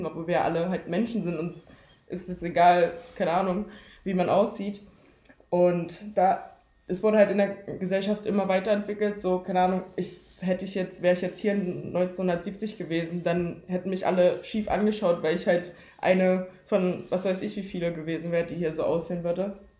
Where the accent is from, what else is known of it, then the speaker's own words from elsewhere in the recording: Leipzig, Saxony, Germany; ich auch hier aufgewachsen bin